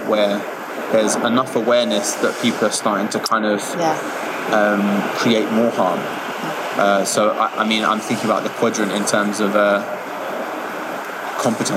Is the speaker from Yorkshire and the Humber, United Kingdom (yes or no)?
no; London, United Kingdom; I grew up in Hackney